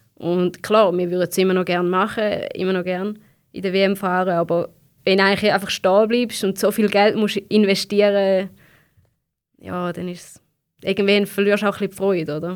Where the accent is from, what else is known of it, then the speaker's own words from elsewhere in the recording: Switzerland; bei uns in der Schweiz